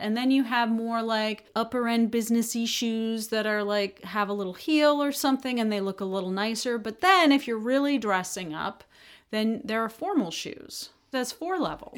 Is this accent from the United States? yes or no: yes; United States; being an American